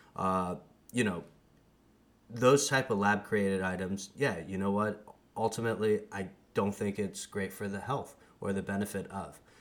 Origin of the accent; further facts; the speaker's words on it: United States; I'm from the States